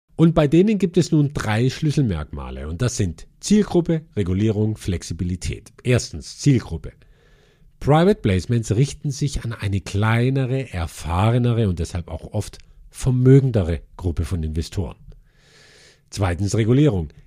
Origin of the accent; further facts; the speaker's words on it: Germany; bei uns in Deutschland